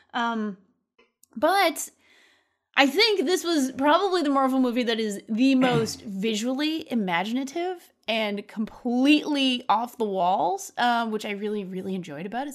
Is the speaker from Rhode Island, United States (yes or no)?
yes; Rhode Island, United States; moved away; also born or lived in San Francisco; my home state